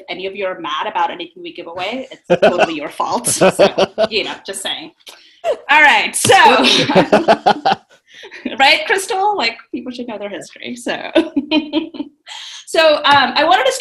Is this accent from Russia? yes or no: no; South India, India; I am from India, South India, and as far as I know, my family, as far back as great-great-grandparents, were also born in India from there